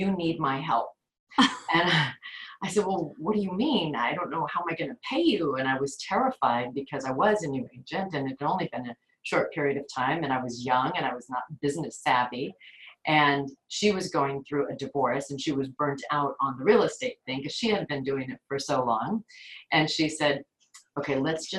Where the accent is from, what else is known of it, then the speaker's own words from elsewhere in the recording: Los Angeles, California, United States; I grew up here in the San Fernando Valley, which is in the northern part of Los Angeles